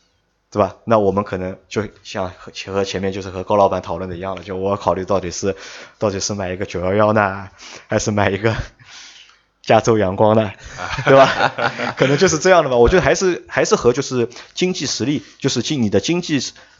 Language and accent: Chinese; China; 我们觉得就是我们是中国人，我们去买中国人自己的品牌可能更爱国